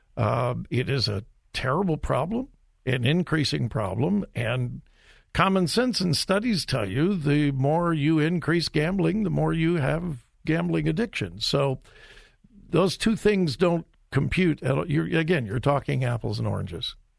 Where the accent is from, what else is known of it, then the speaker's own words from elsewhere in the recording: Compton, California, United States; also born or lived in Mount Vernon, Missouri; I grew up in Southern California, and no, uh, you would not go to my high school in Compton, California